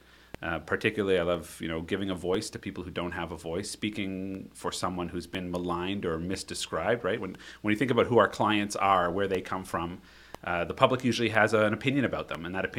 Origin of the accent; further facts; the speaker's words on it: Ottawa, Ontario, Canada; Raised in Ottawa, Ontario.